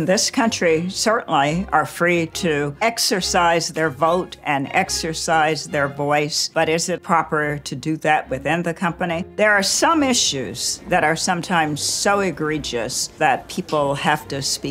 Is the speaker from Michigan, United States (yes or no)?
no; Birmingham, Alabama, United States; I grew up in Birmingham, Alabama, in the 50s and 60s.